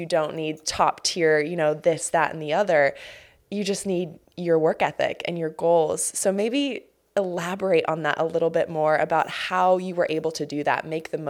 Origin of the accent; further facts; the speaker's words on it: Colorado, United States; which was kind of similar to me growing up in Colorado.